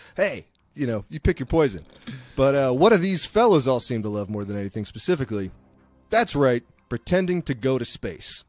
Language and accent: English; East Coast, United States; now in Bay Area, United States; I'm some redneck from the East Coast